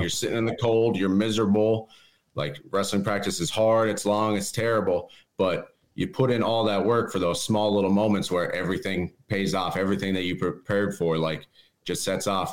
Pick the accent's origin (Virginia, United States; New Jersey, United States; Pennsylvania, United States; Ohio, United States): Pennsylvania, United States; East End; I'm from East End, Pennsylvania